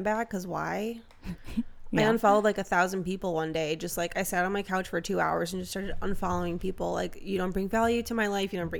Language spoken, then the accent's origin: English; southeastern Wisconsin, United States; moved away; also born or lived in Milwaukee, Wisconsin; My hometown, small town in southeastern Wisconsin, but it's fucking pretty.